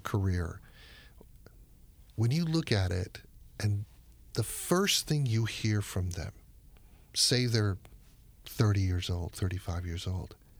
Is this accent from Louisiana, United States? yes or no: no; Miami, Florida, United States; I'm a Miami guy